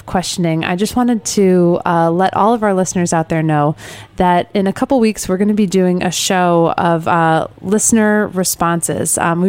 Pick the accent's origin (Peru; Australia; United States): United States; Midwest; moved away; also born or lived in Connecticut; I grew up in the Midwest. But when I moved out east and actually spent time on a dairy farm in Connecticut